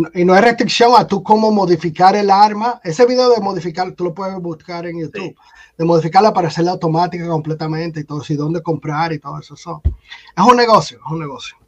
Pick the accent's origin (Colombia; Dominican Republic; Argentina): Dominican Republic; moved away as an adult; now in United States; yo había trabajado en mi país, en República Dominicana